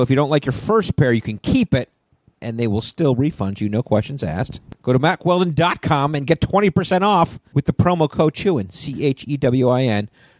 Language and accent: English; Connecticut, United States; moved away; Connecticut, my home state.